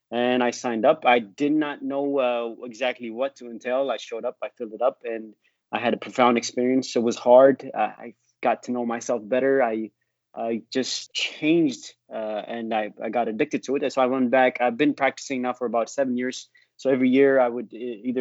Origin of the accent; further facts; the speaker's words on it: San Jose, California, United States; moved away as an adult; also born or lived in Ethiopia / Santa Cruz; now in Texas, United States; I grew up in California, Northern California. San Jose and Santa Cruz